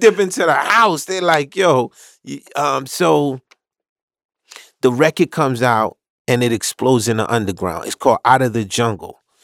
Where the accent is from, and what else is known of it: New York City, New York, United States; born or raised there; also born or lived in Haiti